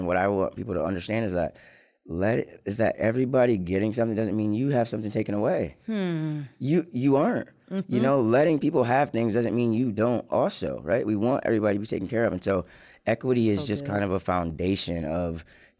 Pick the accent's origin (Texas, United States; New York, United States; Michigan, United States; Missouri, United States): Michigan, United States; Lansing; born or raised there; also born or lived in Ann Arbor, Michigan